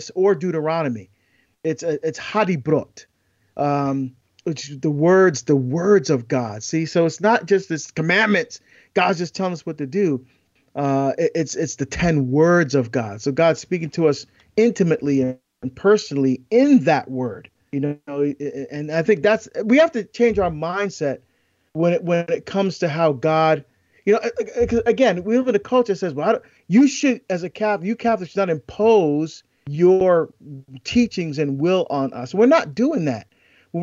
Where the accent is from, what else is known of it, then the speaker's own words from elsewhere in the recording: East Coast, United States; moved away; growing up in the East Coast.